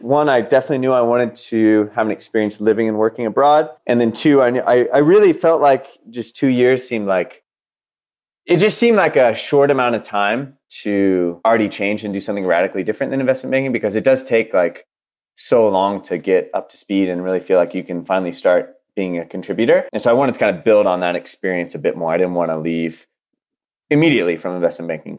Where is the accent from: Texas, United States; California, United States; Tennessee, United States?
Texas, United States; Dallas; moved away as an adult; I'm from Dallas